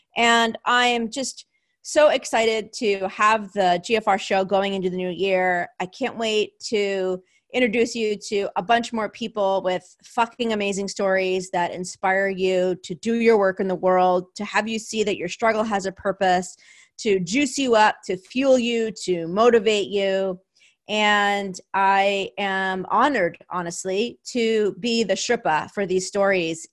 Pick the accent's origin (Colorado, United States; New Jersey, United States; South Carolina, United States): New Jersey, United States; now in California, United States; my hometown of New Jersey